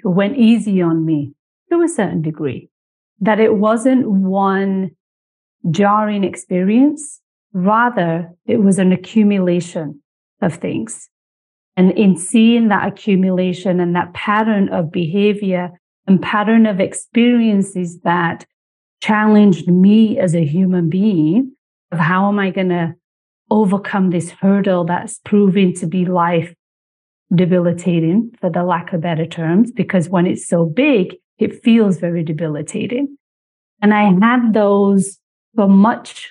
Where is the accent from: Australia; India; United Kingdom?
United Kingdom; now in Canada; I was born and raised in Britain.